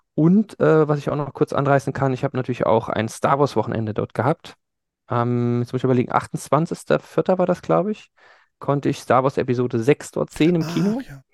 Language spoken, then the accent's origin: German; Germany; ich komme aus Deutschland